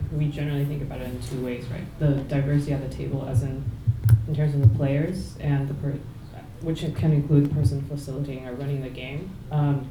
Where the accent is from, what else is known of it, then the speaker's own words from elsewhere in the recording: Taiwan; now in Toronto, Canada; I'm from Taiwan, like my hometown in Taiwan is not like that.